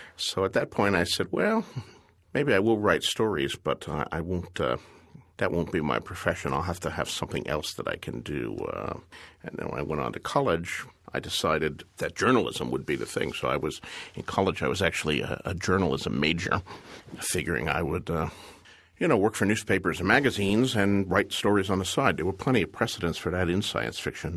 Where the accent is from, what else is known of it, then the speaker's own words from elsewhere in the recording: Bayonne, New Jersey, United States; I was a kid growing up in Bayonne, New Jersey in the nineteen fifties.